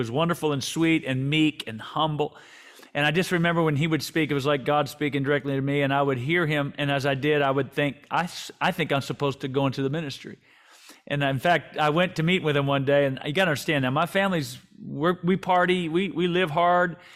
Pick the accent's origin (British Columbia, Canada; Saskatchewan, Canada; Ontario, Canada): British Columbia, Canada; Vancouver; born there; I was born in Vancouver when he was the head coach with the BC Lions.